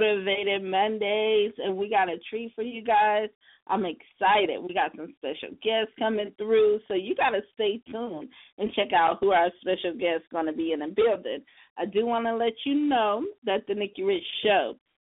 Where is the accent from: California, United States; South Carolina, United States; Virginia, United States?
South Carolina, United States; also born or lived in New York; now in Los Angeles, United States; I'm from the South Carolina